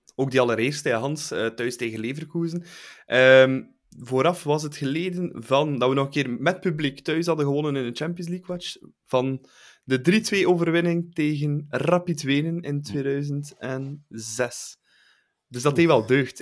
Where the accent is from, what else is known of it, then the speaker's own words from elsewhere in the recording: Bruges, Flanders, Belgium; voor mij als Bruggeling